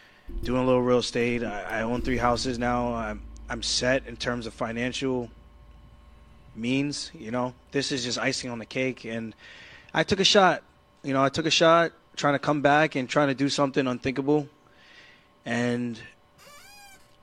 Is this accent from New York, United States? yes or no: yes; Long Island, New York, United States; I'm from Long Island